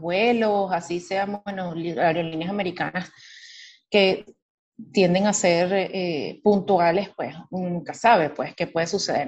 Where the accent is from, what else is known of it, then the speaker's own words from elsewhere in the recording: Venezuela; now in Miami, United States; como todo venezolano resiliente